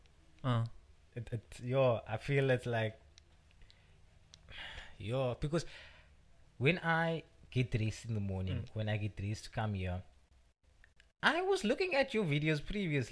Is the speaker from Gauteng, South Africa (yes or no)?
no; Cape Town, Western Cape, South Africa; also born or lived in Belhar; Born and bred in Bishop Lavers, live in Bavel at the moment.